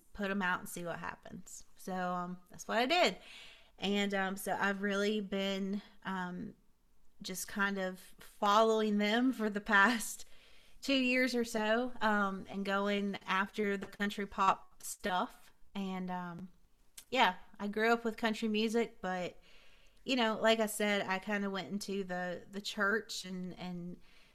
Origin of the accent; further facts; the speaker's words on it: Hickory, North Carolina, United States; also born or lived in Vale, North Carolina; I'm from Vail, North Carolina, which I grew up in Hickory, so Vail's like 30 minutes away